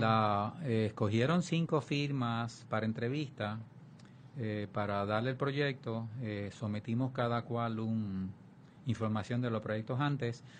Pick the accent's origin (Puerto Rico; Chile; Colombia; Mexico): Puerto Rico; Vega Baja; born or raised there; also born or lived in Santurce, San Juan / Río Piedras / Michigan